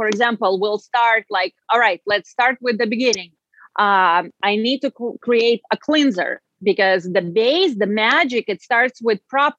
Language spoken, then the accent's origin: English; Russia; English is a second language; now in United States; I came from Russia, and in Europe, we do take care of our skin, and we take that much more seriously than I find here in the United States.